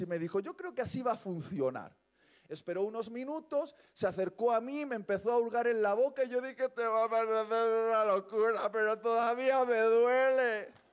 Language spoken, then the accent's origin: Spanish; Basque Country, Spain; soy vasco